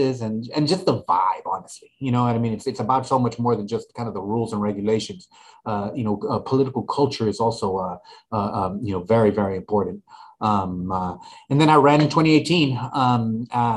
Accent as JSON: {"language": "English", "town": "Laredo", "region": "Texas", "country": "United States", "tie": "born or raised there", "moved": "yes", "lives_now": "Austin, United States", "said": "I'm originally from Laredo."}